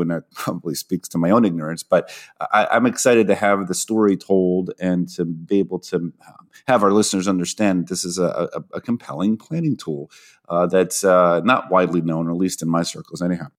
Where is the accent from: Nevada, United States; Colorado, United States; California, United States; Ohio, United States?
Ohio, United States; Toledo; moved away; I was born in Toledo, uh, Ohio